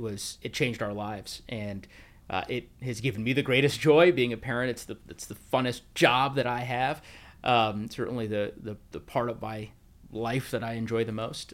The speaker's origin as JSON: {"language": "English", "region": "Colorado", "country": "United States", "tie": "born or raised there", "also_born_or_lived": "Bakersfield, California", "said": "I grew up in Colorado, uh, as you mentioned, I've spent a vast majority of my life there"}